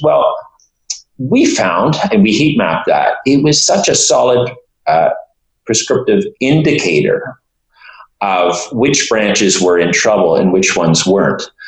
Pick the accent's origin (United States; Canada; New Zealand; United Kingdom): Canada; Toronto, Ontario; my hometown here, Toronto